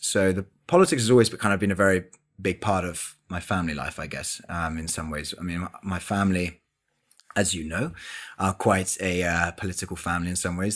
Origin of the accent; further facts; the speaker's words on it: London, United Kingdom; also born or lived in Oxford; I spent my entire life in London